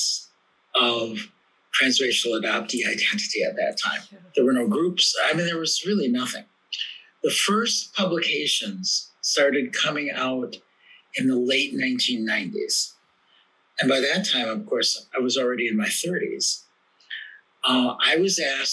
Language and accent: English; Milwaukee, Wisconsin, United States; also born or lived in South Korea; So I was born in South Korea in 1960. I was adopted along with my twin brother by white American parents of Norwegian and German descent. That's my Norwegian name. And we were raised in Milwaukee, Wisconsin in the 1960s and 70s